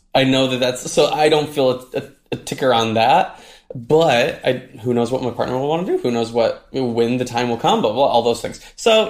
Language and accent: English; Midwest, United States; I grew up in the Midwest